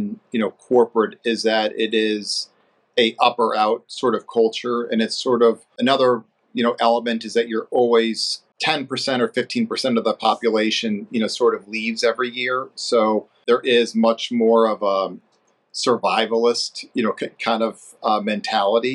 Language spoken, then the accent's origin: English; St. Louis, Missouri, United States; moved away as an adult; also born or lived in Ohio / New York / Florida; now in Atlanta, United States; I'm originally from St. Louis, Missouri, so in the Midwest.